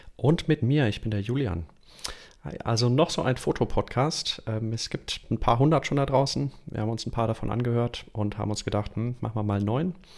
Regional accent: Düsseldorf, North Rhine-Westphalia, Germany; also born or lived in Aachen / Munich; ich komme aus Düsseldorf. Ähm, und auch in den letzten Jahren hier gewohnt, hier aufgewachsen in Düsseldorf.

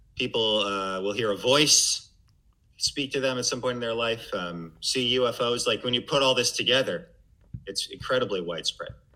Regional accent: Missouri, United States; also born or lived in Massachusetts / Connecticut; I'm from Missouri.

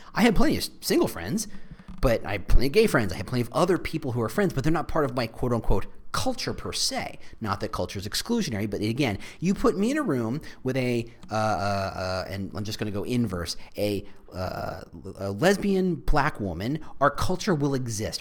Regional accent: New Jersey, United States; I was raised in New Jersey

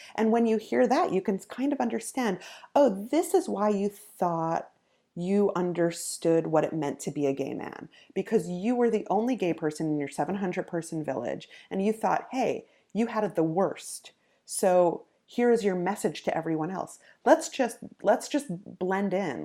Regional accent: New York, United States; I grew up in New York, um, but I grew up in a very religious family

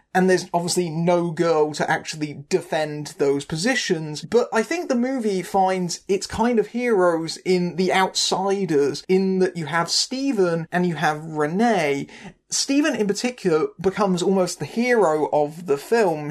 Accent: United Kingdom; I'm a Brit

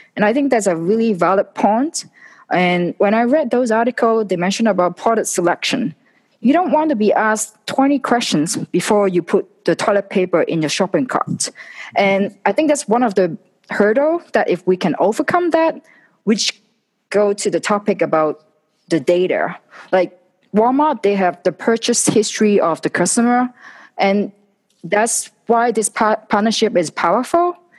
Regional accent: Hong Kong; moved away; I was originally from Hong Kong

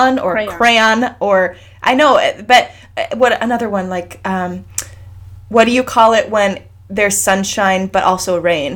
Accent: Idaho, United States; I'm from Idaho

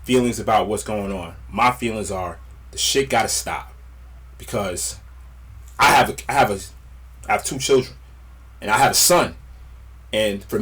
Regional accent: Westwood, New Jersey, United States; I grew up in Westwood, New Jersey.

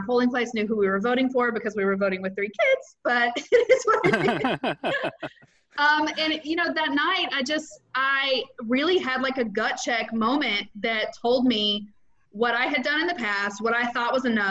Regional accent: Mississippi, United States; moved away as an adult; now in Florida, United States; I'm originally from Mississippi. I've been in Florida for 7 years

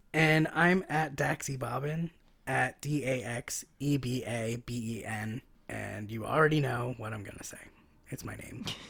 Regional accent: Philadelphia, Pennsylvania, United States; I'm from Philly. We don't go to New York

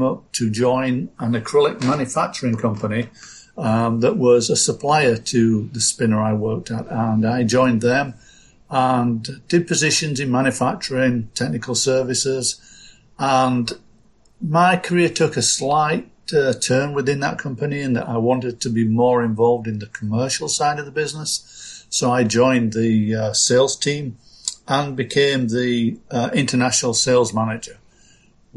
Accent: Yorkshire and the Humber, United Kingdom; I grew up in Yorkshire, England, in an area that was dominated by textiles

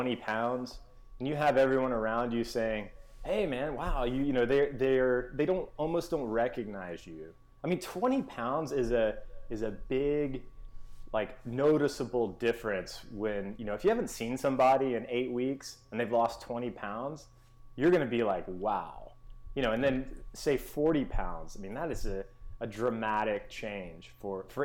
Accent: Memphis, Tennessee, United States; I grew up in Memphis, Tennessee.

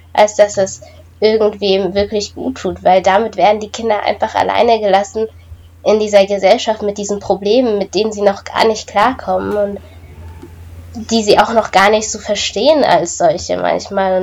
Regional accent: Germany; ich komme aus Deutschland

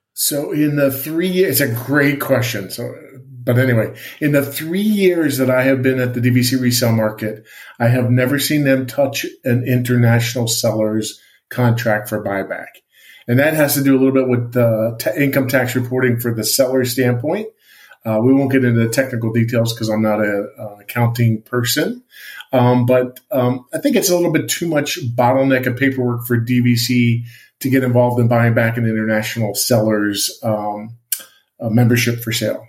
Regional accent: Allentown, Pennsylvania, United States; moved away; I grew up on the East Coast I lived in Allentown Pennsylvania

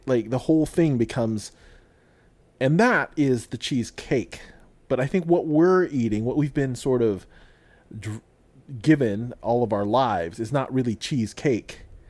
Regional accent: Illinois, United States; But see, I grew up in Illinois, and there's a town near where I grew up called Alton.

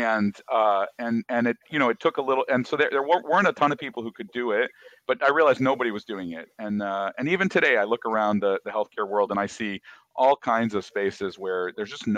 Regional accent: Michigan, United States; moved away as an adult; also born or lived in Brazil / Hawaii / Chicago; now in Los Angeles, United States; I grew up from the age five forward. I grew up in Michigan

